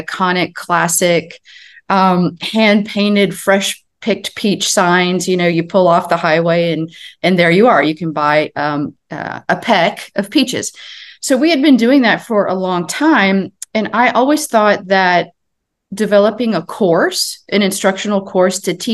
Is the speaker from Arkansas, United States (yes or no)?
no; Chicago, Illinois, United States; also born or lived in Wichita, Kansas; I was born and raised in Chicago for the most part, and then lived with my grandparents during the summers, and they lived just outside Wichita, Kansas